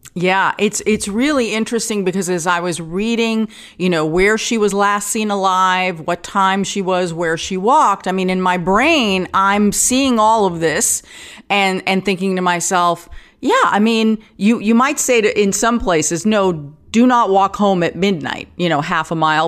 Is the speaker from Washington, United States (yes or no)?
no; New York City, New York, United States; I grew up in Forest Hills